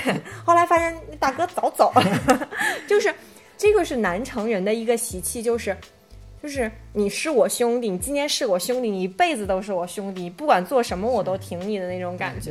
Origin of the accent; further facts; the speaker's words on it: Beijing, China; 我是在宣武长大，在那个唐人平那一片。嗯。然后我在天桥上，上学